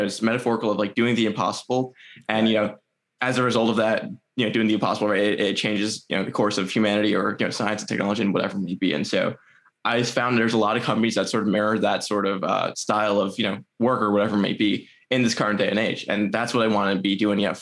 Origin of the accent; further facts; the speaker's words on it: New Jersey, United States; been in New Jersey my entire life